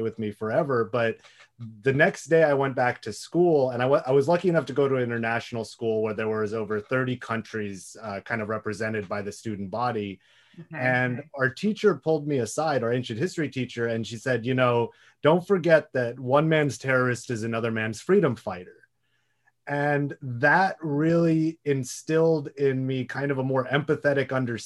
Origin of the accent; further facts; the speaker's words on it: Haifa, Haifa District, Israel; moved away; I grew up in Israel. I lived in a small town called Haifa